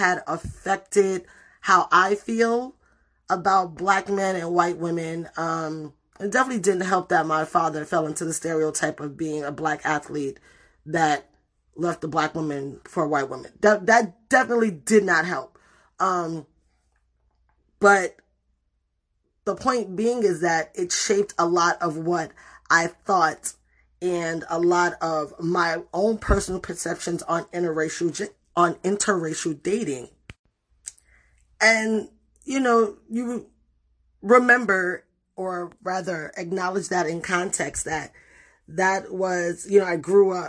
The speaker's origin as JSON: {"language": "English", "town": "New York City", "region": "New York", "country": "United States", "tie": "born or raised there", "also_born_or_lived": "Puerto Rico", "moved": "yes", "said": "I grew up in the Bronx"}